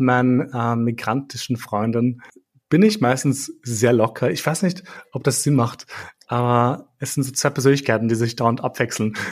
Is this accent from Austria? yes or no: yes; Austria; werde ich belächelt als Österreicher